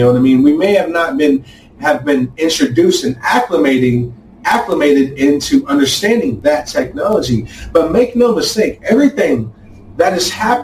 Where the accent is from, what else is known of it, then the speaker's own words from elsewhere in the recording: United States; we as the American people